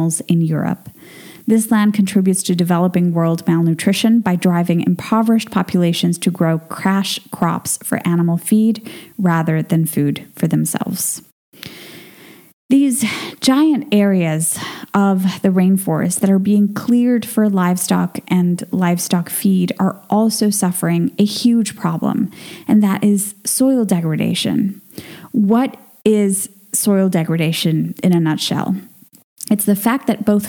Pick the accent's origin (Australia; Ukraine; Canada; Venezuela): Venezuela; moved away; my home country of Venezuela